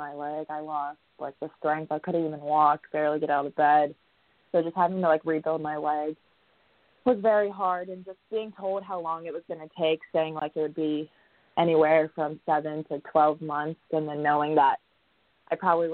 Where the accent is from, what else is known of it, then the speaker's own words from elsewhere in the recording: Ohio, United States; now in South Carolina, United States; it kind of reminds me of my hometown from Ohio